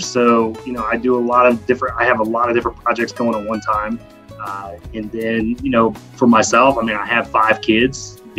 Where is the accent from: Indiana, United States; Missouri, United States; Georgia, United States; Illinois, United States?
Indiana, United States; Indianapolis; So I'm 36. I am from Indianapolis, Indiana. So born and raised in Indy.